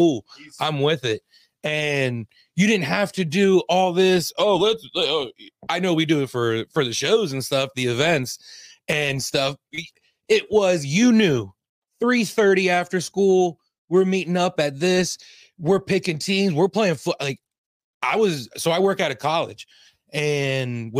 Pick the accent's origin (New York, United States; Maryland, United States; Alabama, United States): Maryland, United States; Montgomery County; now in Montgomery County, Pennsylvania, United States; I live in Montgomery County, Pennsylvania now. Monco. And I grew up in Montgomery County.